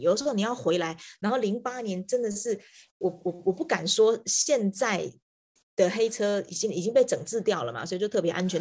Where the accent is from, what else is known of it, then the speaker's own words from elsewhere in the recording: Taiwan; moved away as an adult; also born or lived in Hong Kong; now in Beijing, China; 我是台湾人